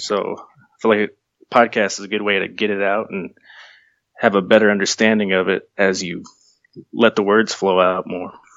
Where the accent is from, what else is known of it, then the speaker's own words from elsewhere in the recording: Sabinal, Texas, United States; I'm from a small town in Texas.